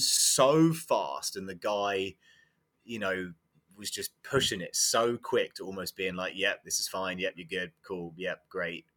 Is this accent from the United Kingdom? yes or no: yes; England, United Kingdom; moved away as an adult; also born or lived in Iowa; now in United States; I'm from England, and I do believe that I got my first coaching job purely because I, I was English